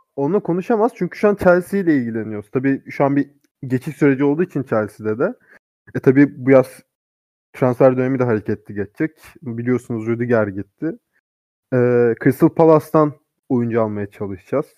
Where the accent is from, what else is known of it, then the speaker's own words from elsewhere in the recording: Turkey; ben Kars Ardahanlıyım.